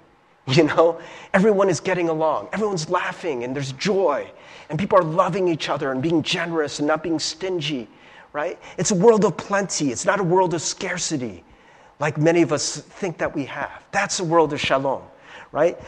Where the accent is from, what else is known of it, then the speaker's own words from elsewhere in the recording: Cincinnati, Ohio, United States; I grew up in Cincinnati, Ohio in, in a small town